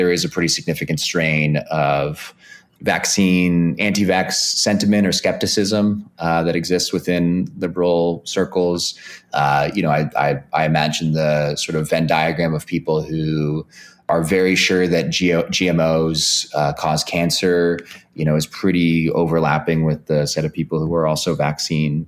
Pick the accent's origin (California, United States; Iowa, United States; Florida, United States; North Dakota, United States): California, United States; Bay Area; I grew up in the Bay Area